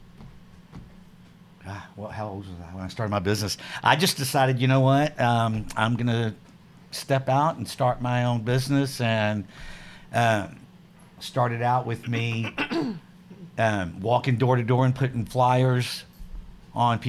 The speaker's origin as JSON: {"language": "English", "town": "Houston", "region": "Texas", "country": "United States", "tie": "born or raised there", "said": "I grew up in Houston"}